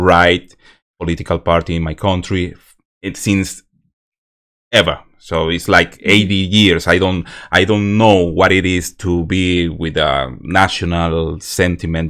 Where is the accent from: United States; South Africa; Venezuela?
Venezuela; English is a second language; moved away; I'm from Venezuela